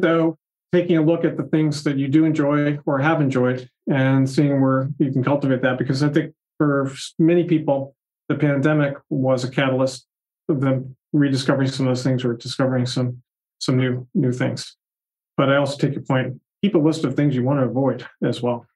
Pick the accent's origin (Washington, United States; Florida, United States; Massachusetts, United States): Massachusetts, United States; Boston; I grew up in the Boston area.